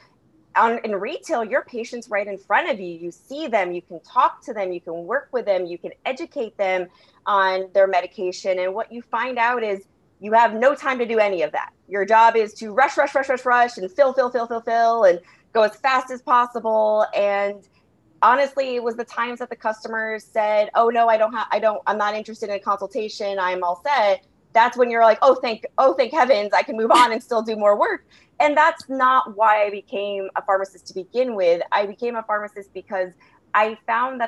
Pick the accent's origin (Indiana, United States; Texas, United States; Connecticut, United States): Connecticut, United States; West Hartford; moved away; I grew up in West Hartford, Connecticut. So I'm actually originally from the East Coast